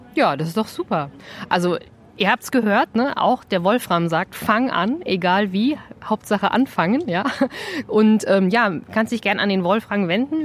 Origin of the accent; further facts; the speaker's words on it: Vogelsberg, Hesse, Germany; Also ich bin ja auch so ein plattes Landei. Ich komme ja aus dem Vogelsberg, wie ihr alle wisst. dreihundertfünfzig Seelendorf